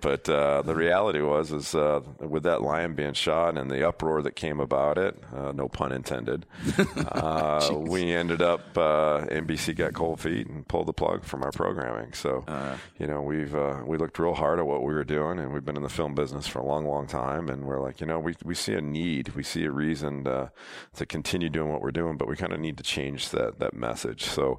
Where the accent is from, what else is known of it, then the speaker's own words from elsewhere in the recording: Detroit, Michigan, United States; I grew up in the Midwest in Detroit